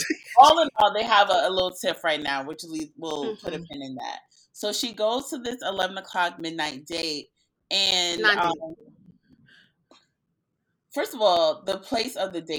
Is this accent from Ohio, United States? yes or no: no; New York City, New York, United States; I'm from Queens, and Queens is next door to Long Island